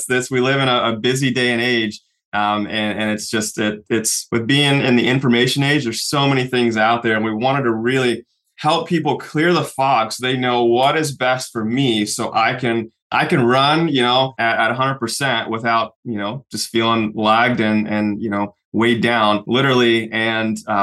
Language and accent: English; Oklahoma City, Oklahoma, United States; I grew up in Oklahoma City